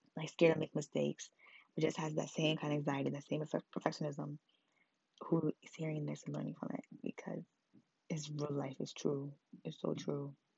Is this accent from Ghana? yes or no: yes; Ghana; now in New York City, United States; I'm also Ghanaian